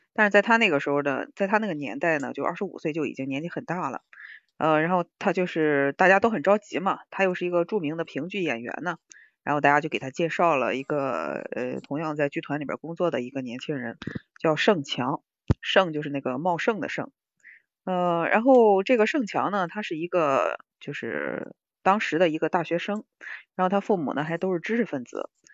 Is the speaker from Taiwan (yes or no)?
no; Shandong, China; 我们山东人接受起来这个事情，多少还是有点觉得得得得得琢磨琢磨。